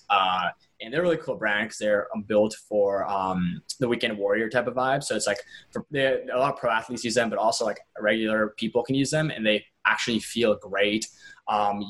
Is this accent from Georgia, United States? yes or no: yes; Atlanta, Georgia, United States; I grew up in Atlanta, where like Coke is headquartered